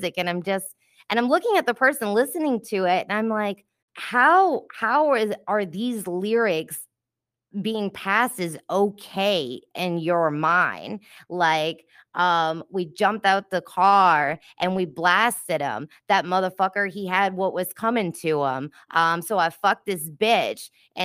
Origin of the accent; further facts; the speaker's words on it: New Orleans, Louisiana, United States; Growing up in New Orleans